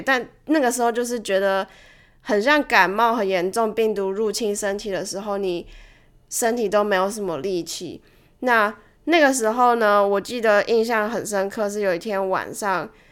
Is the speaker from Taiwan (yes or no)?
yes; Taiwan; moved away; 以前在台湾的时候啦